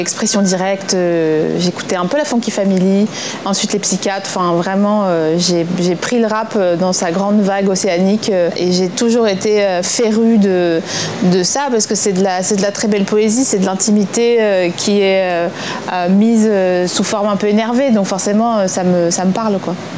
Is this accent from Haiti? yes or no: no; eastern France, France; je viens de l'Est de la France, un endroit qui était très éloigné de toutes les mixtapes et tous les EP euh, qui pouvaient se passer en Paris ou en région parisienne. Et on avait accès au rap via nos radios locales